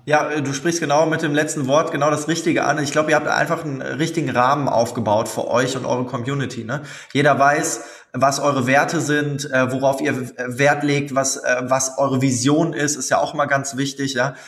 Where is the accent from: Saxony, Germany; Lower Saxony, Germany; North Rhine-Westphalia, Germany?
North Rhine-Westphalia, Germany; Cologne; in Köln, das ist meine Heimatstadt.